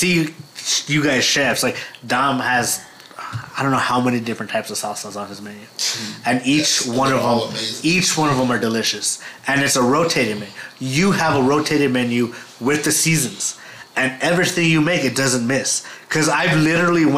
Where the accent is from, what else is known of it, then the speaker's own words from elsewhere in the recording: Los Lunas, New Mexico, United States; I grew up in Las Lunas